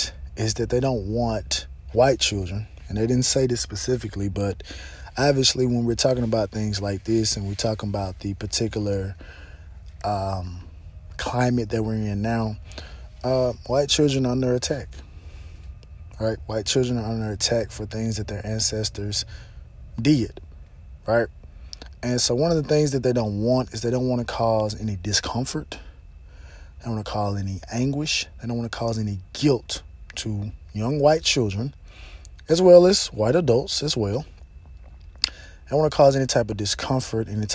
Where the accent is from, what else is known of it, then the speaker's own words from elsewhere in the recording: Mississippi, United States; I'm from Mississippi, I'm from Mississippi, I'm from Mississippi.